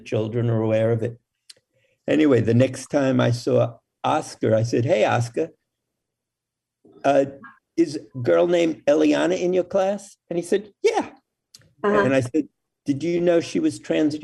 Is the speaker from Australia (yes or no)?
no; New York City, New York, United States; I grew up in New York City